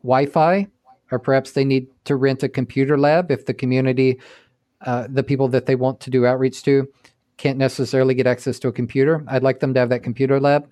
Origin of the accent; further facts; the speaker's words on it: Texas, United States; also born or lived in Seattle; now in New York, United States; I grew up in Texas